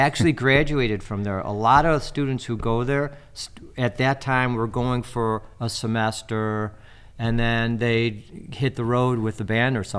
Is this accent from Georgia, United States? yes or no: no; Deerfield, Illinois, United States; also born or lived in Evanston; In the 60s, I mean, I was born in 63, and growing up in Deerfield, then Evanston, there were very artsy communities.